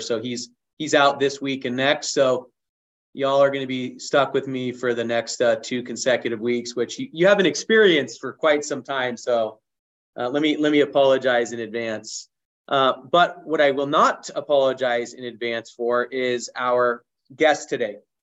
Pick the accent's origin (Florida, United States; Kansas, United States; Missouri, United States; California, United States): California, United States; Southern; I grew up on the beach in Southern California